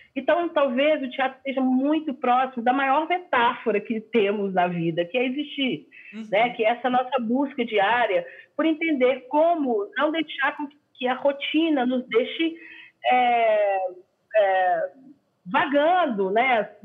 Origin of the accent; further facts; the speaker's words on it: Belo Horizonte, Minas Gerais, Brazil; now in São Paulo, Brazil; eu sou a única, é, a única que nasceu em Belo Horizonte mesmo. Hum. Então, eu sou super daqui